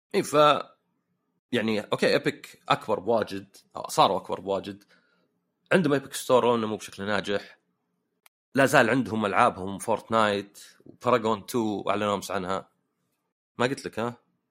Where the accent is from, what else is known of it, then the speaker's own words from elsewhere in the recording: Saudi Arabia; also born or lived in Canada; عندنا في السعوديه